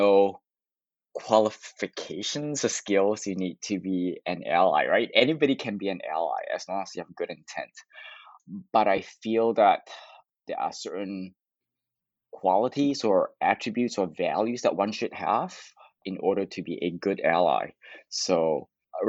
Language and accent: English; Canada; I'm Canadian